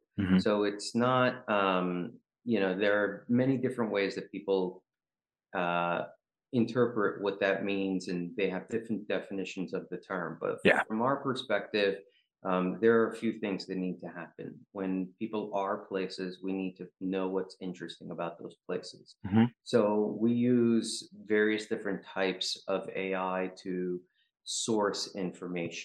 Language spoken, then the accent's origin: English; New York City, New York, United States; also born or lived in Ukraine; I grew up in New York. So I went to a high school called Brooklyn Technical High School